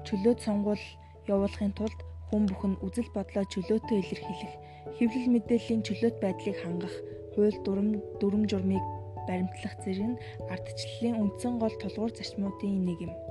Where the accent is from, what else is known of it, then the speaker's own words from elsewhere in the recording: Mongolia; Бид Монгол улсын иргэний хувьд